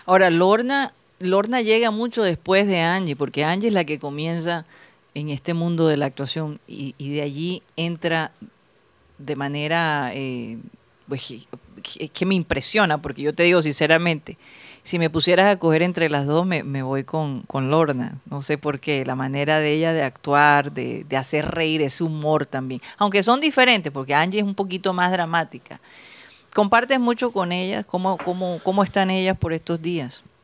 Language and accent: Spanish; Colombian Caribbean coast, Caribbean Region, Colombia